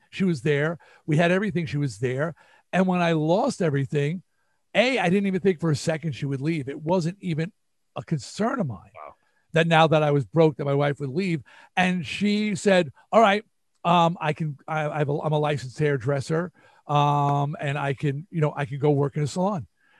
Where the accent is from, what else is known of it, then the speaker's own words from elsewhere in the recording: New York, United States; accent: New York; A, I had to lose my New York accent.